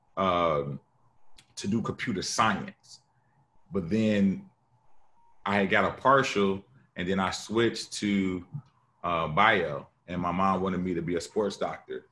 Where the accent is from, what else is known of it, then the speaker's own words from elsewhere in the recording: Chicago, Illinois, United States; I'm from Chicago